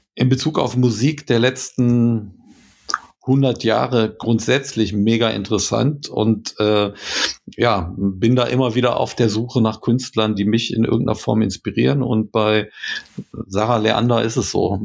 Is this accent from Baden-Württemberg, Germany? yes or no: no; Krefeld, North Rhine-Westphalia, Germany; wir kommen aus Krefeld